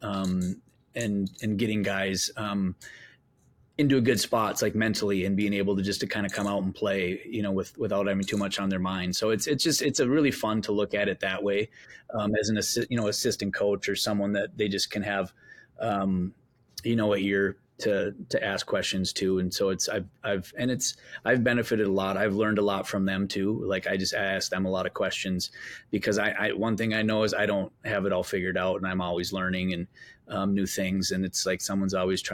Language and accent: English; Minnesota, United States; when I grew up in Minnesota